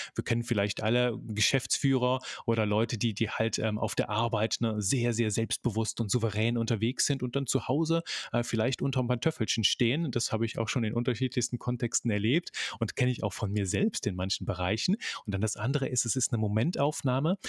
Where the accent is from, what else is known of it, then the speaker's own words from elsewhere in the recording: Belgium; also born or lived in near Cologne, Germany; now in Germany; bin Belgier von, von Geburt an, lebe in der Nähe von Köln